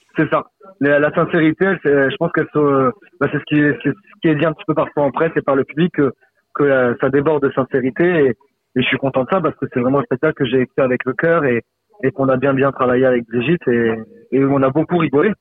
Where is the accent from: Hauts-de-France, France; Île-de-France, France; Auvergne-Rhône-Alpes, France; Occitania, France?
Occitania, France; Saint-Laurent-de-la-Salanque; j'ai commencé le théâtre en amateur à Saint-Laurent-de-la-Salanque, à côté de Perpignan, là où j'ai grandi